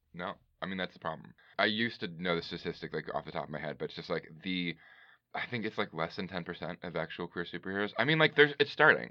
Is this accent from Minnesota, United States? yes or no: no; Bay Area, California, United States; also born or lived in Chicago; now in Los Angeles, United States; I'm from the Bay Area